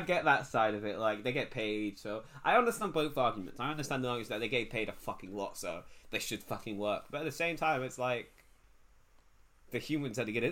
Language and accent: English; England, United Kingdom; I'm English.